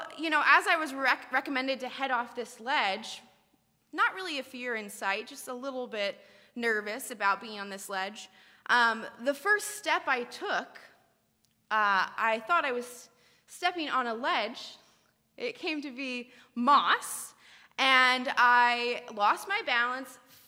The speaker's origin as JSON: {"language": "English", "region": "California", "country": "United States", "tie": "born or raised there", "also_born_or_lived": "Ireland", "moved": "yes", "said": "I grew up in California"}